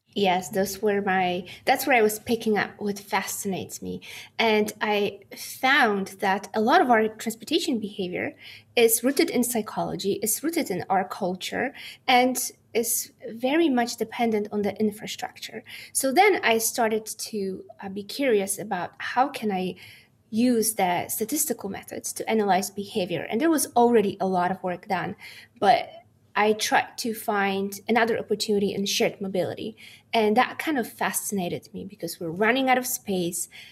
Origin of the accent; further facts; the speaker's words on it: Poland; moved away as an adult; also born or lived in United States; now in Delft, Netherlands; I was born in Poland, and I grew up in a small Polish town